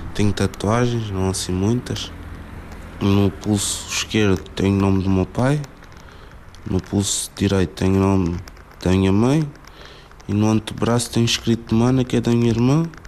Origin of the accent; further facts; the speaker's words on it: Cacém, Lisbon, Portugal; also born or lived in Amadora; Quando nasci estava a viver na Amadora. Com 4 anos mudei-me para o Casal do Cotão, Cacém.